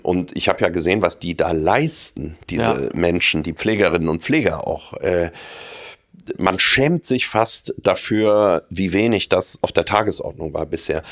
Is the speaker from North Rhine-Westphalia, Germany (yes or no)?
yes; North Rhine-Westphalia, Germany; moved away as an adult; now in Munich, Germany; Ich bin nicht nur aus äh, Nordrhein-Westfalen und auch äh, merke, dass das meine Heimat ist. Nach wie vor auch nach 30 Jahren in München